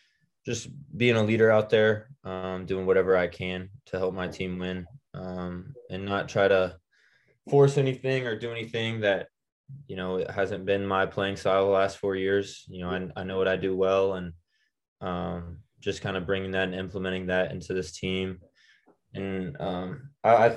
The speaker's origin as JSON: {"language": "English", "town": "Lincoln", "region": "Nebraska", "country": "United States", "tie": "born or raised there", "said": "growing up in Lincoln"}